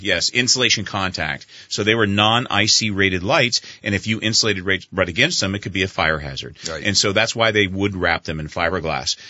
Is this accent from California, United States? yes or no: yes; San Diego, California, United States; moved away as an adult; also born or lived in Panama City, Florida / Vermont; I came from San Diego originally